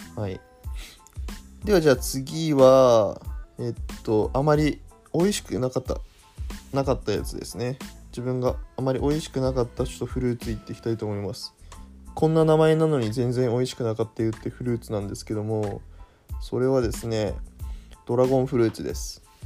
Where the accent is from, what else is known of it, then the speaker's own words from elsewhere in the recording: Aomori, Japan; moved away; 私の、まあ、出身がですね、青森県ということもあり